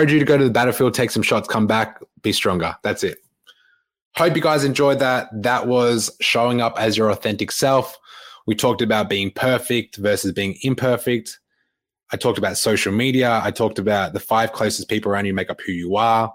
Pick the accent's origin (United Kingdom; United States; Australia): Australia; Melbourne, Victoria; moved away; coming back to my hometown of Melbourne